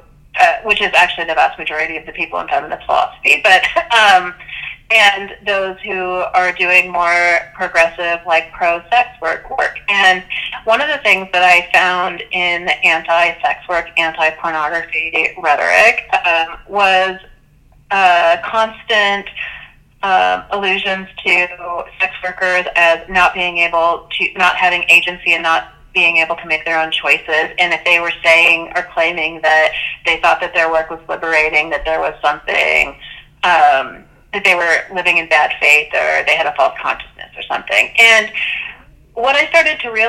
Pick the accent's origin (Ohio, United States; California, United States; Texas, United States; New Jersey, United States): California, United States; I'm not Catholic, and I grew up in California